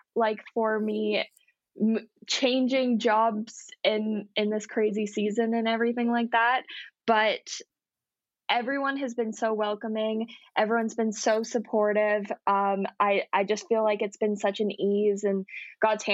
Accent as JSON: {"language": "English", "town": "Welland", "region": "Ontario", "country": "Canada", "tie": "born or raised there", "lives_now": "St. Catharines, Canada", "said": "I was not born in Niagara, but I've been here since I was in senior kindergarten, lived in Welland all of my life"}